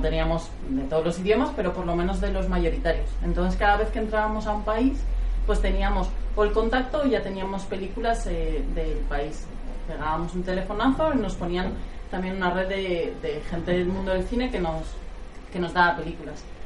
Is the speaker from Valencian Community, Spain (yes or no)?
yes; Castellón de la Plana, Valencian Community, Spain; moved away as an adult; now in Madrid, Spain; yo soy de Castellón